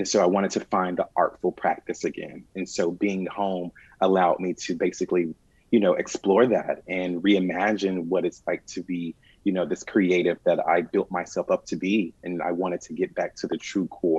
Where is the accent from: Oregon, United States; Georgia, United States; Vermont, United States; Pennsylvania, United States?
Georgia, United States; Atlanta; also born or lived in New York; And so I am from Atlanta, and so I consider myself an Atlantean